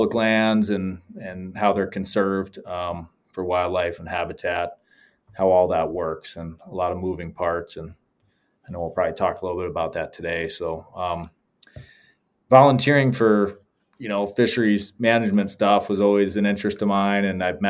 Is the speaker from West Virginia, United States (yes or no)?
no; Adirondacks, upstate New York, United States; moved away as an adult; also born or lived in Montana; I grew up in the Adirondacks of upstate New York, and had a childhood that was pretty immersed in the outdoors